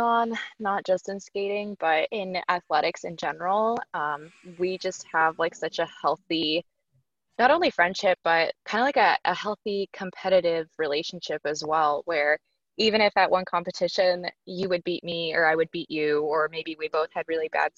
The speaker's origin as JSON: {"language": "English", "town": "San Diego", "region": "California", "country": "United States", "tie": "born or raised there", "said": "I started skating in San Diego. That's where I was born. That's my hometown. Represent sunny San Diego"}